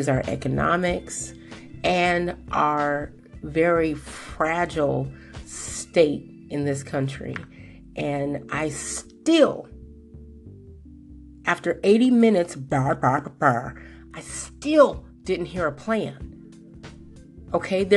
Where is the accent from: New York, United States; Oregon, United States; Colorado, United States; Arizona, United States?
Colorado, United States; my hometown of Colorado